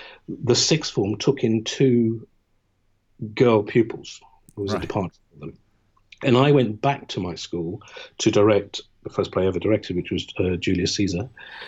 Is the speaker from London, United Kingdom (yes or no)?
yes; London, United Kingdom; I'm Londoner born and bred, and I'm proud of it.